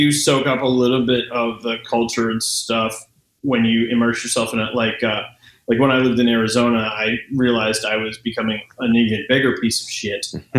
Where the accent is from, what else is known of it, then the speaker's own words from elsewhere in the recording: Exeter, South West England, United Kingdom; I have a friend who I grew up with in Exeter